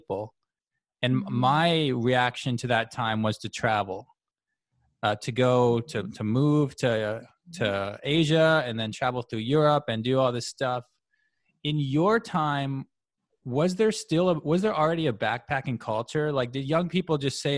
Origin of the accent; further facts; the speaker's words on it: Winnipeg, Manitoba, Canada; also born or lived in Ottawa, Ontario; I was born in Ottawa, moved to Winnipeg when I was five or six